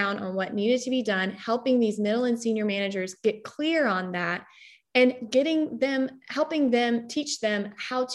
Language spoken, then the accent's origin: English; North Carolina, United States; moved away as an adult; also born or lived in London; I am from North Carolina